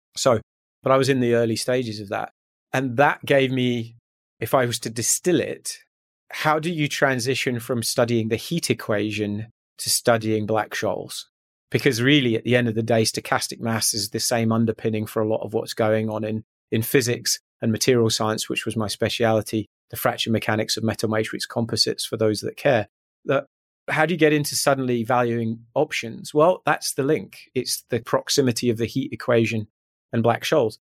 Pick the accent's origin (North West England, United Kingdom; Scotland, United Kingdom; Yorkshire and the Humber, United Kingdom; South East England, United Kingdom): Scotland, United Kingdom; just outside Glasgow, West Central; moved away as an adult; I grew up in strangely West Central Scotland, just outside Glasgow, for the first eighteen years of my life